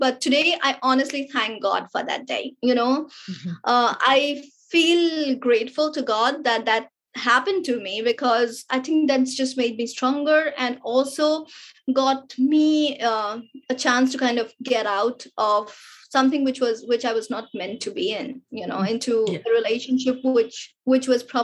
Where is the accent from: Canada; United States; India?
India; being an Indian, you know, and being raised with those Indian culture and the social upbringing